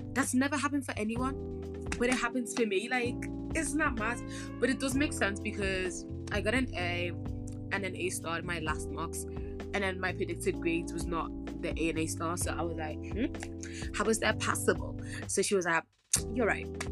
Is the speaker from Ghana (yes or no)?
yes; Ghana; I'm from Ghana. I gotta represent my country